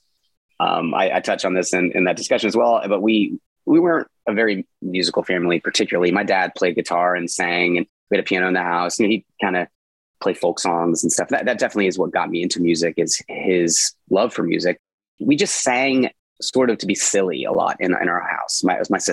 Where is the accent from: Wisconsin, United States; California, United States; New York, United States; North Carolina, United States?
North Carolina, United States; Charlotte; I grew up in Charlotte, and Charlotte is unrecognizable to a lot of folks who were here, you know, in the 80s, which is when I moved to Charlotte as a young boy